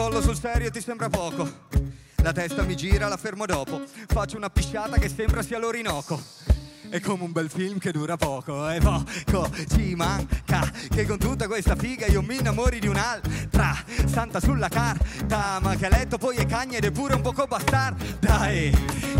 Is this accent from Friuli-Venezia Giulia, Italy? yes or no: yes; Friuli-Venezia Giulia, Italy; in quanto friulani